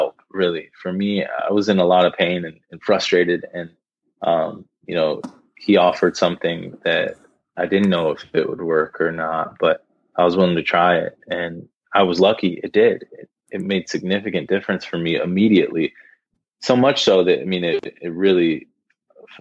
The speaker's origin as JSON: {"language": "English", "town": "Columbus", "region": "Ohio", "country": "United States", "also_born_or_lived": "Saginaw, Michigan", "moved": "yes", "said": "We're from Columbus, Ohio"}